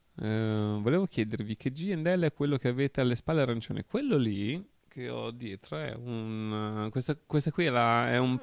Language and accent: Italian; Venice, Veneto, Italy; sono veneziano